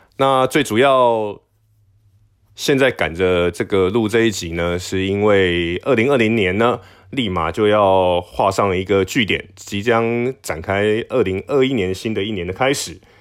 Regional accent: Taiwan; 我不是中国人， 我是台湾人

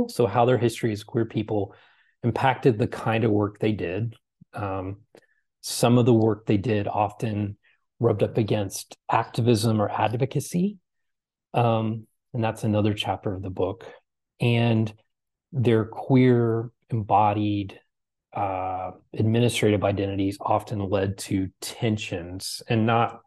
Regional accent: Texas, United States; I'm from the South, you know, I'm from Texas.

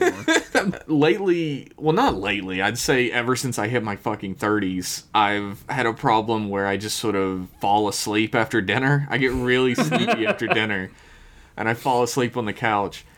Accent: United States; I am an American

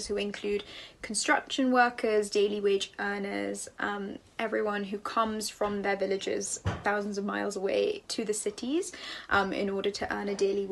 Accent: London, United Kingdom; I am a poet from London

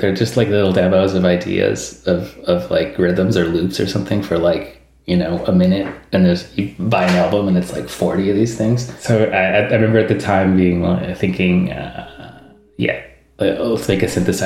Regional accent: Vancouver, British Columbia, Canada; I'm from Vancouver

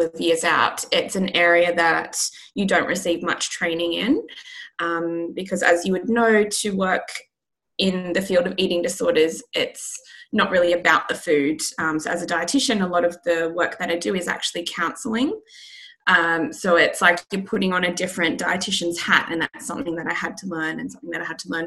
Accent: Australia; now in London, United Kingdom; I'm based in London, but I'm from Australia

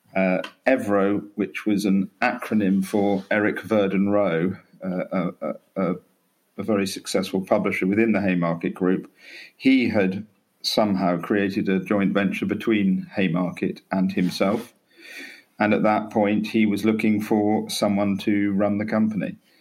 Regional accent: Norfolk, East of England, United Kingdom; born or raised there; also born or lived in Canterbury, Kent / London

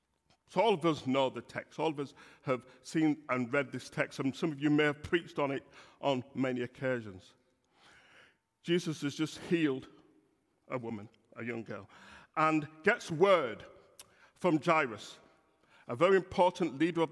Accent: Bradford, Yorkshire and the Humber, United Kingdom; accent: Yorkshire; now in Birmingham, United Kingdom; the church I grew up in Bradford, this is a Yorkshire accent. So although I've lived in Birmingham for 37 years, it's often said that you can take the man out of Yorkshire, but you can't take Yor

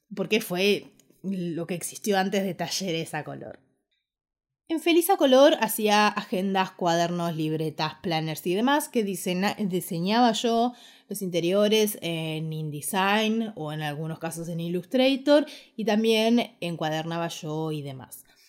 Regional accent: Ushuaia, Tierra del Fuego, Argentina; moved away as an adult; also born or lived in Buenos Aires / Quilmes / Córdoba; Yo nací en Ushuaia, me crié en Ushuaia y a los 18 años decidí que quería estudiar la carrera de diseño gráfico y me vine a vivir a Buenos Aires

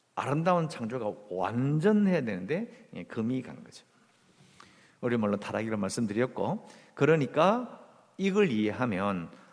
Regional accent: South Korea; 어릴 때부터 이 한국에서 자랐으니까

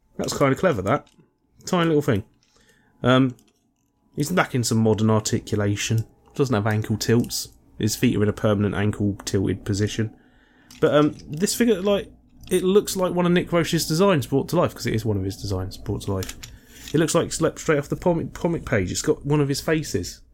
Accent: United Kingdom; as a Brit

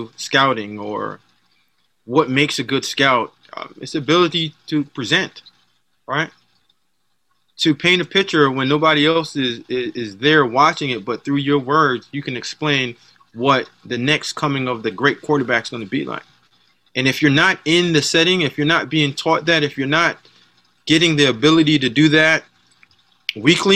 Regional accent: Jamaica; moved away; From my background, the way that my dad raised me, I'm Jamaican, the way that we came up

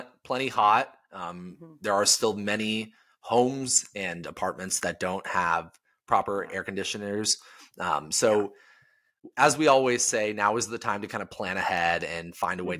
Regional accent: Palm Springs, California, United States; now in Portland, United States; my hometown is Palm Springs

